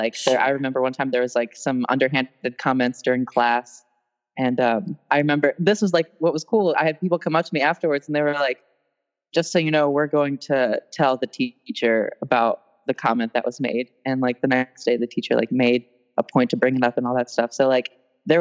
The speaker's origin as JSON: {"language": "English", "town": "Westminster", "region": "Maryland", "country": "United States", "said": "I'm from Westminster, Maryland. It's like probably like 45 minutes outside of Baltimore."}